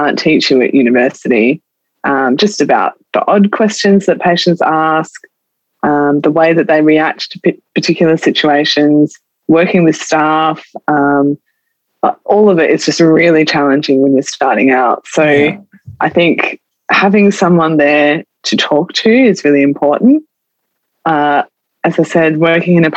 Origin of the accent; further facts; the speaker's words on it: Adelaide, South Australia, Australia; also born or lived in Tasmania; I grew up in Adelaide, all my family, my friends are here